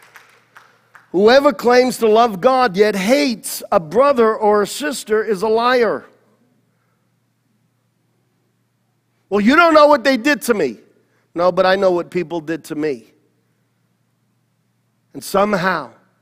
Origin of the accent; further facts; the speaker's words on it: New York City, New York, United States; I was born in Queens in Flushing Meadows Hospital. I went to PS32